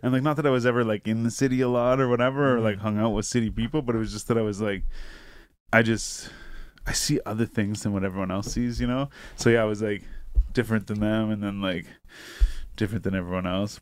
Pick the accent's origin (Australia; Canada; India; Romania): Canada; Renfrew, Ontario; I grew up in Renfrew.